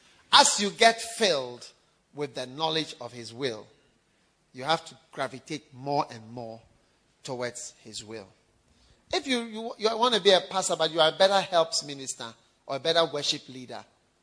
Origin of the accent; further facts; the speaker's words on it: Osu, Greater Accra, Ghana; And I come from Osu.